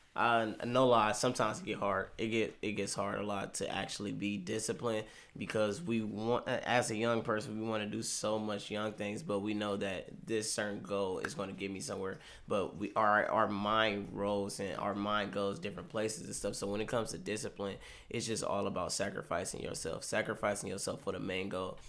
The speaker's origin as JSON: {"language": "English", "town": "Cleveland", "region": "Ohio", "country": "United States", "said": "I'm from Cleveland, Ohio."}